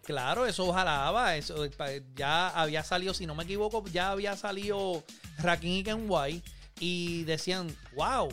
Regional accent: Manatí, Puerto Rico; moved away; Yo soy de Manatí

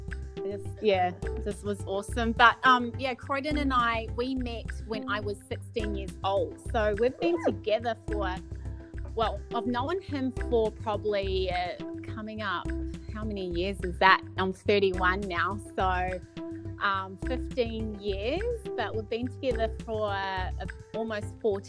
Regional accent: New Zealand; now in Gold Coast, Australia; So I'm Kiwi. So I'm born and bred in New Zealand

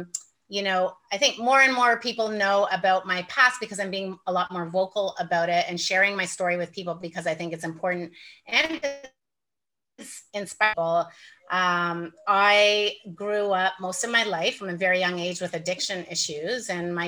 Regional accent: Toronto, Ontario, Canada; now in Nicaragua; I'm from Canada. I'm from Toronto, and I left Toronto 11 years ago. I sold everything I owned and decided I was going to live in the tropics.

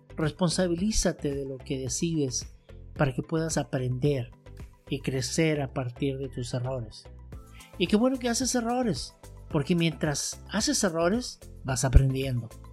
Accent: Santiago, Santiago Metropolitan Region, Chile; moved away as an adult; now in United States; regresando a Santiago de Chile

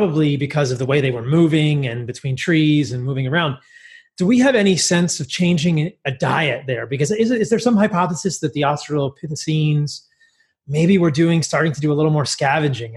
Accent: Washington, District of Columbia, United States; growing up in Washington, D.C. at National Geographic as a kid

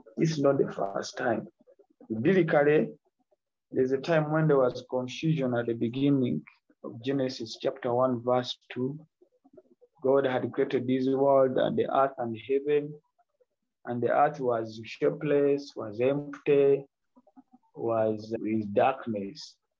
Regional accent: Kampala, Central Region, Uganda; from Uganda, Kampala, Uganda

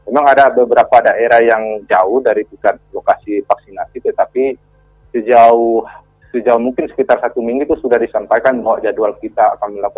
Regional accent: West Sumatra, Indonesia; Nah, kalau saya sendiri itu dari Kecamatan Sibur Selatan

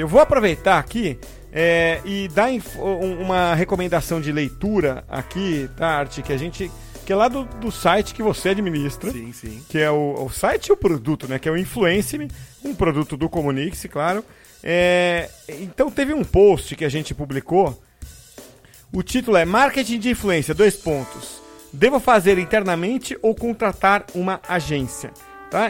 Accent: São Vicente, São Paulo, Brazil; quando eu era criança, lá em São Vicente. Eu falo Santos para arredondar, mas era São Vicente

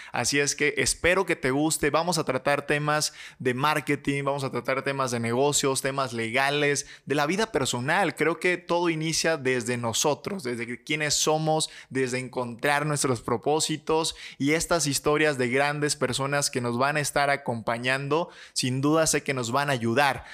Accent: Michoacán, Mexico; soy mexicano, soy michoacano

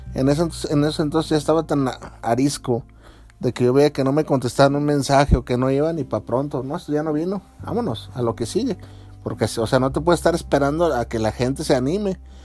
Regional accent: Mexico; yo como mexicano

